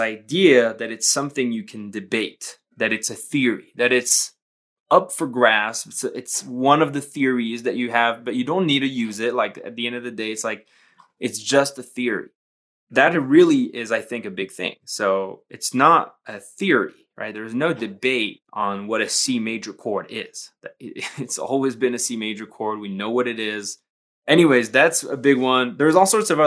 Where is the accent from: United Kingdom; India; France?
France; Paris, Île-de-France; moved away as an adult; now in Colorado, United States; I was born and raised in Paris up until I was about 25 years old. That's when I moved to the States.